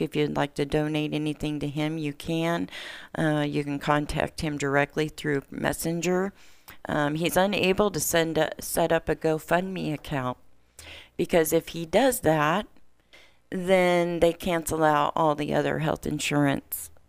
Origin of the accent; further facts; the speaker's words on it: Warsaw, Indiana, United States; moved away; my hometown, Warsaw